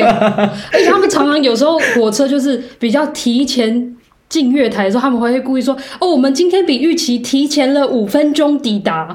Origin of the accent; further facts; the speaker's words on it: Taiwan; moved away as an adult; also born or lived in Karlsruhe, Germany / Heidelberg, Germany; now in Germany; 像我们台湾人好像这么热情跟奔放的人